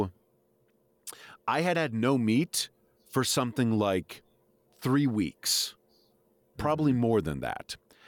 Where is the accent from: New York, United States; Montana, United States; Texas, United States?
New York, United States; being a New Yorker